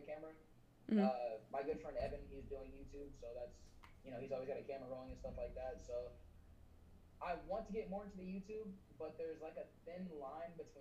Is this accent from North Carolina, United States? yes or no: no; Dallas, Texas, United States; I am from Dallas, Texas